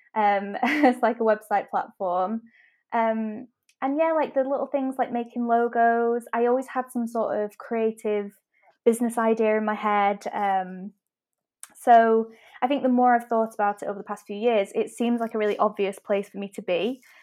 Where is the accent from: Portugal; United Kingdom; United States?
United Kingdom; Manchester, North West England; I'm from Manchester, as I'm sure you can tell from my accent